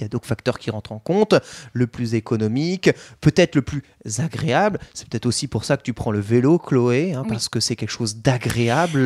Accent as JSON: {"language": "French", "area": "countryside around Troyes", "region": "Grand Est", "country": "France", "tie": "born or raised there", "moved": "yes", "lives_now": "Paris, France", "said": "là où j'ai grandi, en campagne troyenne"}